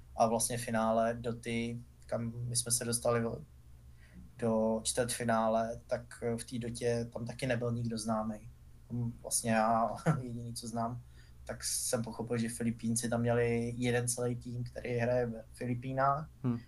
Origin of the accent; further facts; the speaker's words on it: Czechia; jako Češi